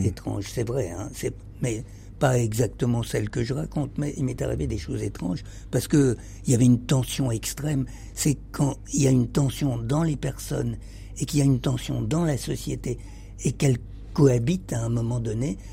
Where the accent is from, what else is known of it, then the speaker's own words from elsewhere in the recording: Egypt; moved away; je suis né en Égypte et, et euh, je pense que ma famille était en Égypte depuis toujours.